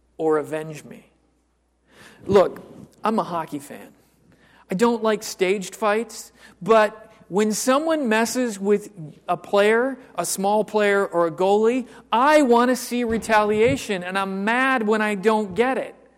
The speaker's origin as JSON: {"language": "English", "country": "United States", "said": "I am completely an American mutt."}